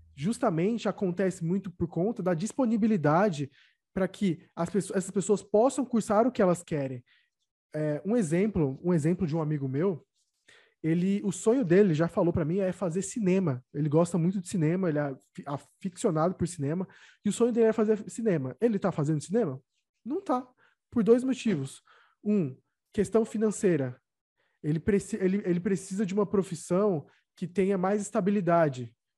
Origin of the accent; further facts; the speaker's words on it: São Bernardo do Campo, São Paulo, Brazil; moved away; se eu ainda tivesse em São Bernardo, da minha terra